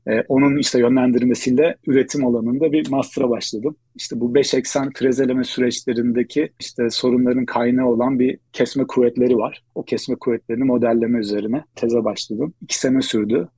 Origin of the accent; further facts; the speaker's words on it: Istanbul, Turkey; moved away as an adult; also born or lived in Ankara, Turkey; Aslında İstanbulluyum.